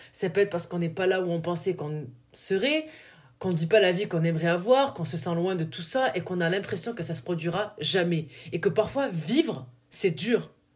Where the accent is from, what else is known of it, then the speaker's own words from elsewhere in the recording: southern France, France; accent: du sud; mon accent du sud est ressorti